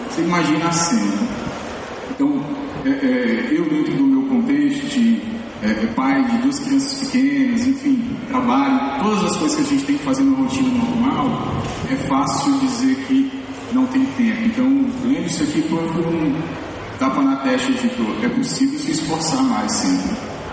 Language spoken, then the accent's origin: Portuguese; Assis, São Paulo, Brazil; Oi, eu sou de Assis, boa noite a todos.